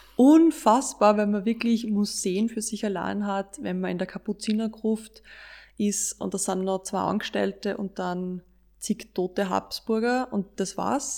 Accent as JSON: {"language": "German", "country": "Austria", "said": "bei uns in Österreich"}